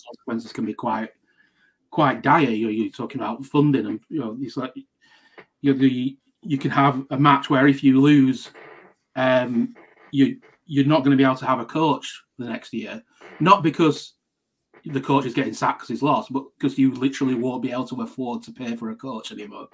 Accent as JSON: {"language": "English", "area": "Lancashire", "region": "North West England", "country": "United Kingdom", "said": "I'm from Lancashire"}